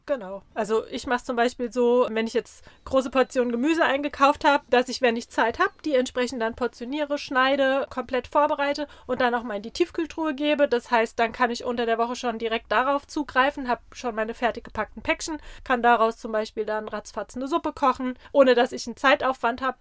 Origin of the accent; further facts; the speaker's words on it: Rheinhessen, Rhineland-Palatinate, Germany; bei uns in Rheinhessen